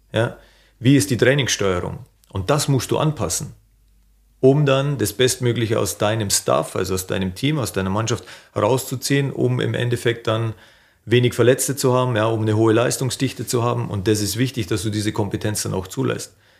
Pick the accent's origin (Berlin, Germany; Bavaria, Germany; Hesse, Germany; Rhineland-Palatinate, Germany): Bavaria, Germany; accent: Bavarian; moved away as an adult; now in Hanover, Germany; immer in meinem Heimatland Bayern gewesen zu sein